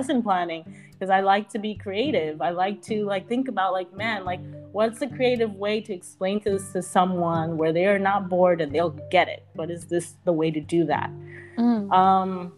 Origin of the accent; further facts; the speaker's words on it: United States; I moved to the States when I was 4, and I grew up in the United States.